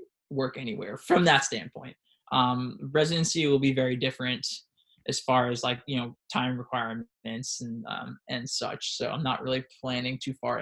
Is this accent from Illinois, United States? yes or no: no; New York, United States; moved away; also born or lived in South Philadelphia / Phoenix; we're both from New York, me and my wife